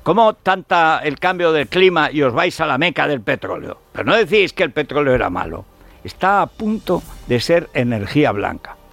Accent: Teruel, Aragon, Spain; soy de Teruel, que he visto nevadas de dos metros

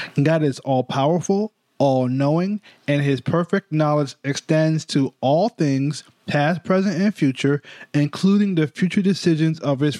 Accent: New York, United States; I'm a New Yorker.

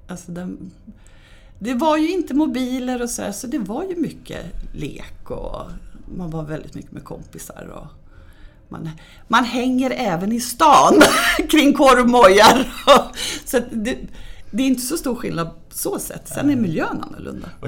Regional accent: Stockholm, Stockholm County, Sweden; now in Dalarna, Sweden; Ja, många blev nog jätteförvånade eftersom jag är väldigt mycket stockholmare

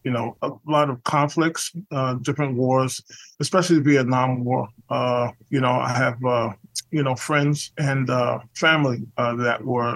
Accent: New York City, New York, United States; I'm from the Lower East Side of Manhattan. New York City, and I started playing music since I was about 10 years old.

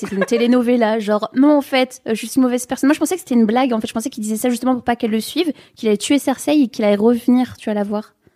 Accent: the North, Hauts-de-France, France; je viens du Nord, moi j'ai pas de frère et sœurs

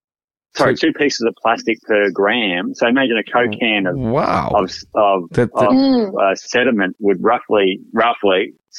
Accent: Brisbane, Queensland, Australia; I'm from Brisbane.

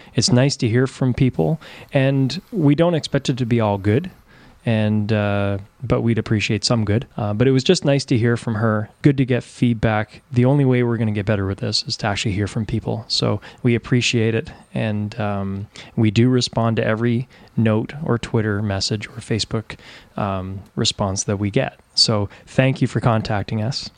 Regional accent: Ontario, Canada; now in East Coast, Canada; I'm from Canada, born and raised in Ontario, but now I'm in the East Coast.

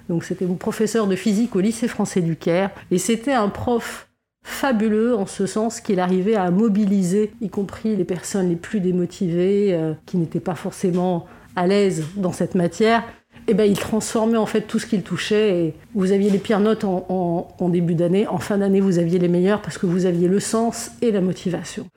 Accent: Lebanon; je suis née au Liban dans les années 70 et euh, comme beaucoup de Libanais, j'ai été scout

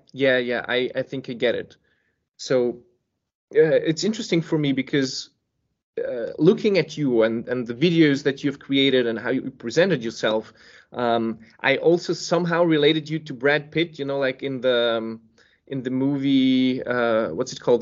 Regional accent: Serbia; now in Copenhagen, Denmark; I was born in Serbia.

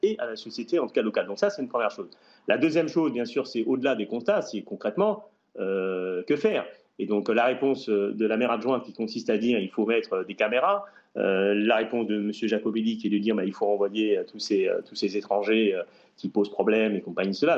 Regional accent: Saint-Denis, Île-de-France, France; je suis un enfant de Saint-Denis et j'ai grandi à Saint-Denis

